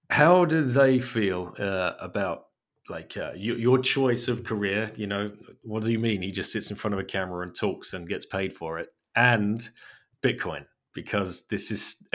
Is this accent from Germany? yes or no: yes; Germany; English is a second language; for people uh, of your of my age growing up in Germany, uh, you know, I remember the wall coming down